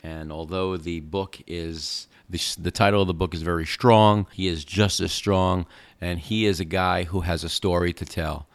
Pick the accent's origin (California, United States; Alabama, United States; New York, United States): New York, United States; moved away; I grew up in New York